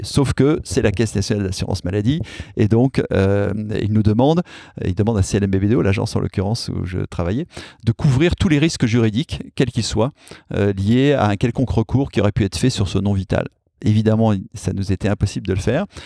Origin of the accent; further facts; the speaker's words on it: Clermont-Ferrand, Auvergne-Rhône-Alpes, France; moved away as an adult; also born or lived in Paris; Ma ville natale devrait changer de nom